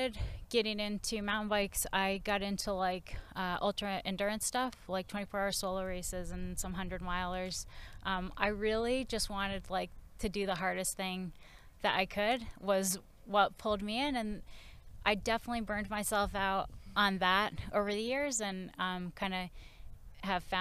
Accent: Massachusetts, United States; moved away as an adult; also born or lived in Maine / San Francisco; I grew up in Massachusetts

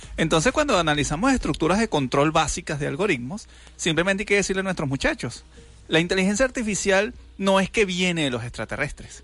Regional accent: Venezuela; como buenos venezolanos

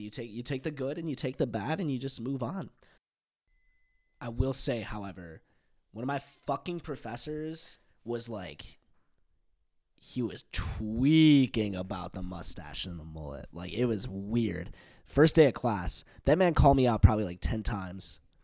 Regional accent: United States; accent: American; my American accent

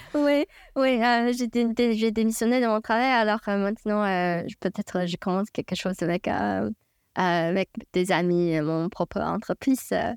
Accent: China; French is a second language; moved away as an adult; also born or lived in United States; now in New York City, United States; je viens de Chine

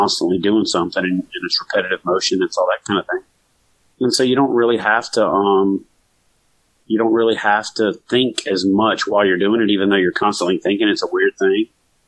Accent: the South, United States; there wasn't a fishing season, you know, growing up in the South. We don't have a fishing season per se.

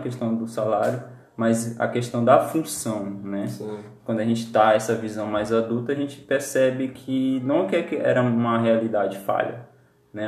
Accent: Pará, Brazil; Eu sou lá de, do Pará, em Paropebas

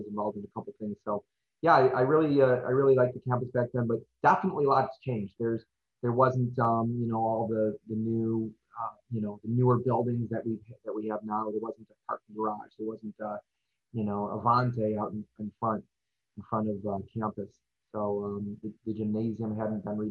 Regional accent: Hoffman Estates, Illinois, United States; I grew up in Hoffman Estates, and I went to Harper in 1996 and 97

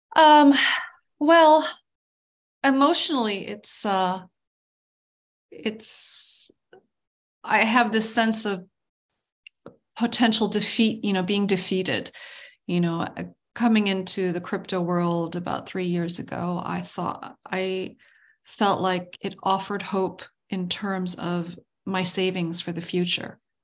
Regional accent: United States; as an American with this, as a United Statesian

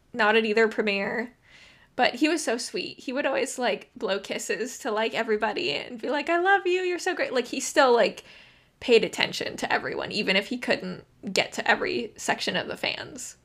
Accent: Phoenix, Arizona, United States; also born or lived in London; I'm from Phoenix

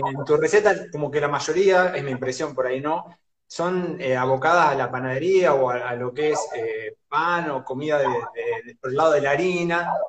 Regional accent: Junín, Buenos Aires Province, Argentina; yo soy de Junín, Provincia de González

